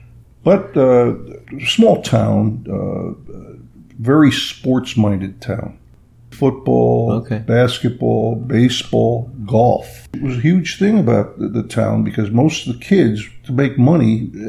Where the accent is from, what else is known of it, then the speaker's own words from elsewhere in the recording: East Rochester, New York, United States; But I was born in 1941 in Rochester, New York, but lived in a small suburb called East Rochester, New York. Small town, you know, good portion of the town were Italian immigrants settled in there.